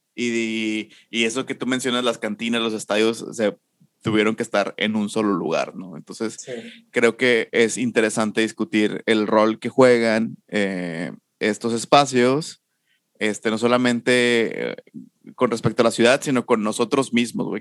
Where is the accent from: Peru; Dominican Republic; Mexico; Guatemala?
Mexico; Monterrey, Nuevo León; crecí y Nacho y yo crecimos en Mitras